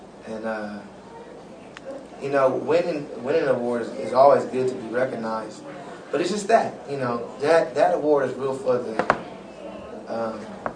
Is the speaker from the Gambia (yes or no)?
no; Los Angeles, California, United States; I come from South Central L.A.